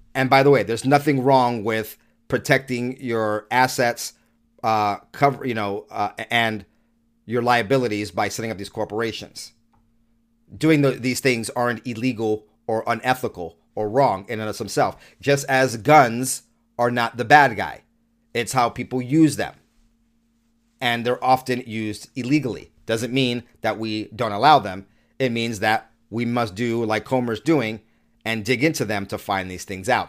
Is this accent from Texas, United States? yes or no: no; New York City, New York, United States; moved away; I was born in New York and lived in New York the first half of my life